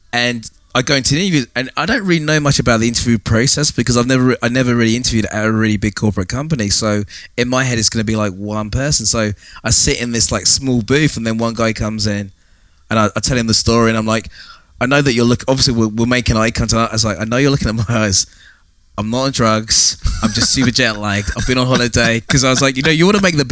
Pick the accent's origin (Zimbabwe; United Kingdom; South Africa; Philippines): United Kingdom; England; also born or lived in Ohio, United States / Oregon, United States; being an English guy working with Americans